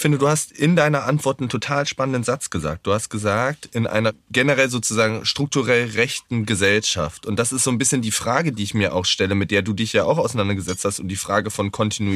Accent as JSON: {"language": "German", "town": "Wittenberg", "region": "Saxony-Anhalt", "country": "Germany", "tie": "born or raised there", "said": "ich bin in Wittenberg aufgewachsen, in Sachsen-Anhalt"}